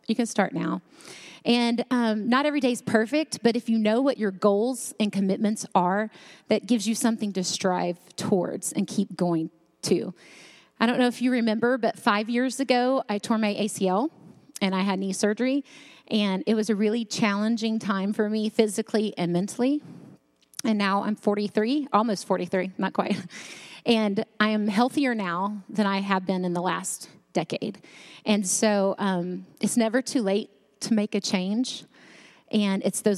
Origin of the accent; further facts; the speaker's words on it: North Carolina, United States; I grew up in North Carolina